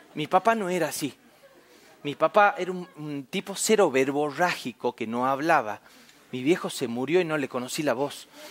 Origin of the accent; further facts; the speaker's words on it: Famaillá, Tucumán, Argentina; en mi pueblo allá en Famayá, Tucumán, Argentina, yo soy del interior, del interior, del interior.